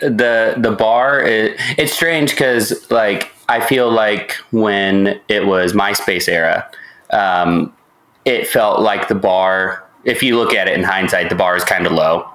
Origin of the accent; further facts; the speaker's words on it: Indianapolis, Indiana, United States; moved away as an adult; also born or lived in Columbus, Ohio; now in Missouri, United States; I'm from Indianapolis, which is where Nico and I, you know, mm-hmm. we grew up.